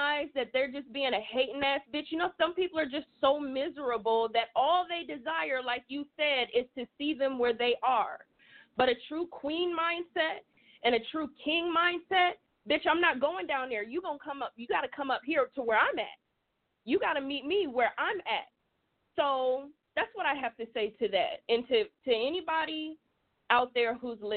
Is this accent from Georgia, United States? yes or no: yes; South Georgia, United States; I'm from the South. I'm a down South Georgia girl.